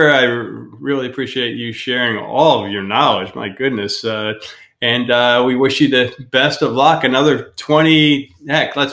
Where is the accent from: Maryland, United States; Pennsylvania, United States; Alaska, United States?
Pennsylvania, United States; I mean, when we first came down here, we're from Pennsylvania, and we spent a year or two doing the back and forth thing.